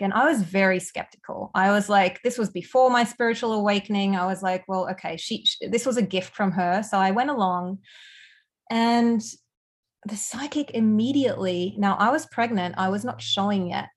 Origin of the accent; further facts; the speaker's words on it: Australia; accent: Aussie; moved away as an adult; also born or lived in Germany / Melbourne, Australia; now in Canada; I'm originally from Germany, but I spent a lot of my youth growing up in Australia. So, hence the Aussie accent